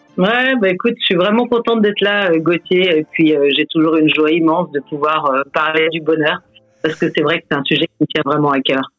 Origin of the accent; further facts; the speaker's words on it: France; moved away as an adult; also born or lived in Belgium; en tant que Français